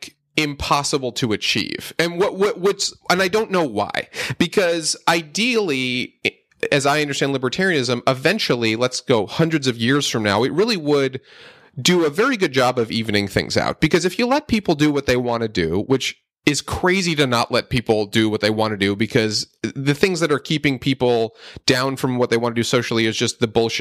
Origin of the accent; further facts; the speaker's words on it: Northeast, United States; I grew up in the Northeast, in a pretty liberal area